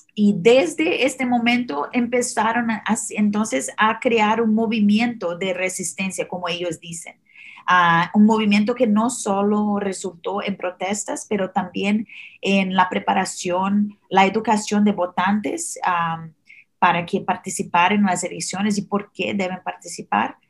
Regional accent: Brazil; Spanish is a second language; now in United States; soy originalmente de Brasil, ah, por eso el acento un poco diferente.

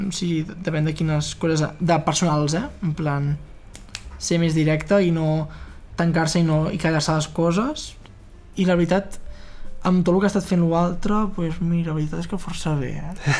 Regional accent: Fortià, Catalonia, Spain; moved away as an adult; now in Barcelona, Spain; a Fortià a Fortià, al meu poble

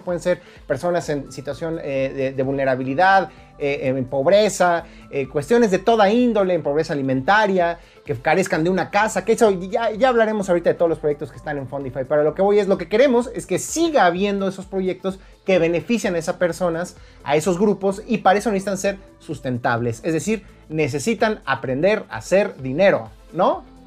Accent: Mexico; como mexicano

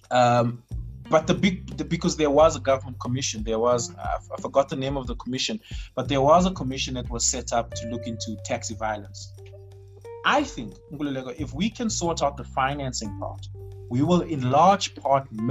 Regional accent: Randfontein, Gauteng, South Africa; in my hometown where I come from, Randfontein

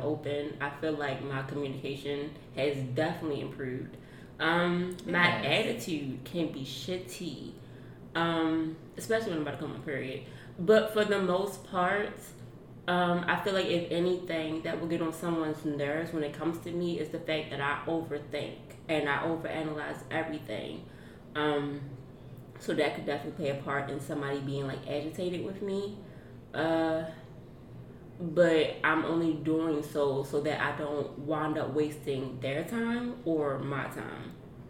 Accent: Baltimore, Maryland, United States; I'm from Baltimore

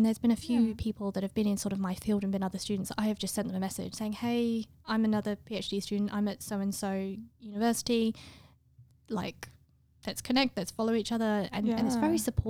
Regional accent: England, United Kingdom; I'm English

